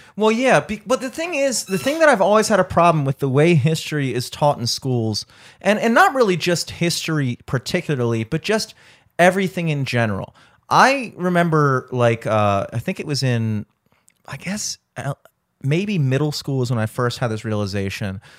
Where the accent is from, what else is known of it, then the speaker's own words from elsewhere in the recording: Towson, Maryland, United States; I grew up in Towson my entire life